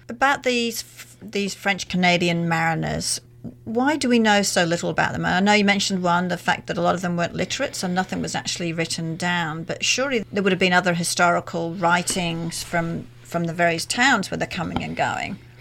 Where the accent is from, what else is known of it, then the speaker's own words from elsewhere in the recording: Australia; as an Australian